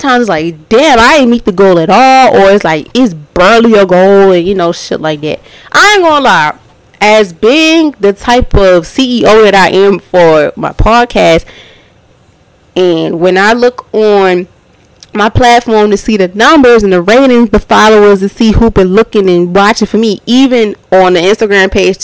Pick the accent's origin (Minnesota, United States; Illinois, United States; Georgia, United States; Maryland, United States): Maryland, United States; Baltimore; I'm from Baltimore